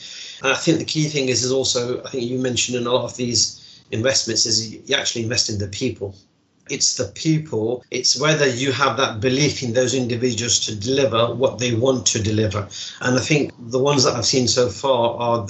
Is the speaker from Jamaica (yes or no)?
no; Derby, East Midlands, United Kingdom; also born or lived in Mirpur, Azad Kashmir, Pakistan